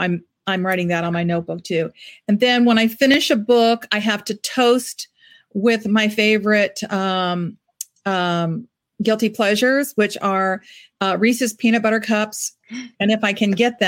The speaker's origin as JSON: {"language": "English", "country": "Ireland", "said": "You know, I'm Irish, and we're very superstitious people."}